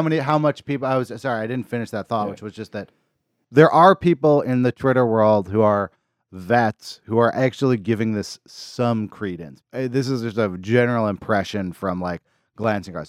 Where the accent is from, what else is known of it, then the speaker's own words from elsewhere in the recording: Berkeley, California, United States; I grew up in Berkeley, California